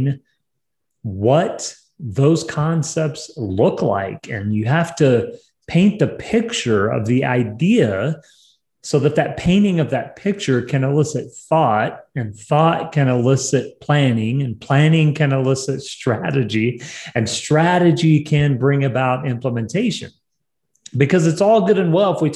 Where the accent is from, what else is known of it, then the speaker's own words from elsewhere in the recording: New Mexico, United States; New Mexico is my home state in America.